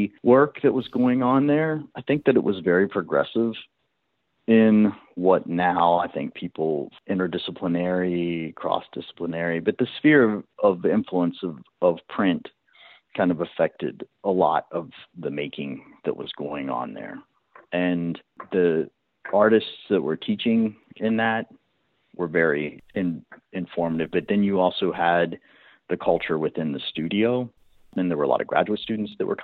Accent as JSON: {"language": "English", "region": "West Virginia", "country": "United States", "tie": "born or raised there", "also_born_or_lived": "New York / Brooklyn", "moved": "as an adult", "said": "I'm originally from West Virginia. I spent the first 21 years living in West Virginia."}